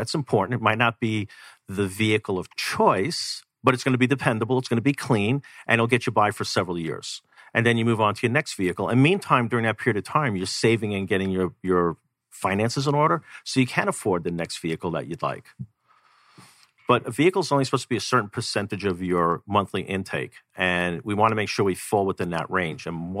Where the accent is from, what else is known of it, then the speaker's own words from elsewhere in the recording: New York, United States; now in Arizona, United States; I came from New York where you could go down a block, jump on a train, you pay your subway, and you could live without a vehicle if you really wanted to.